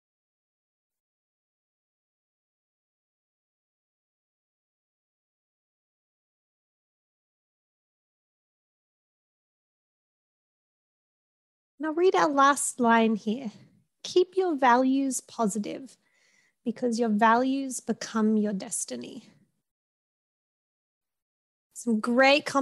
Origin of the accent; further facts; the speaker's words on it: Australia; now in Madison, United States; You can tell by my accent and by my name gives it away, I am Australian